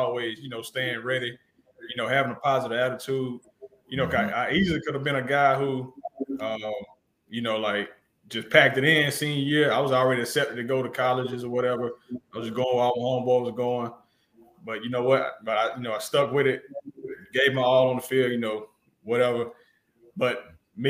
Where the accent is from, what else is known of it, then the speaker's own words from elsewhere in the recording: Washington County, Georgia, United States; I grew up in the country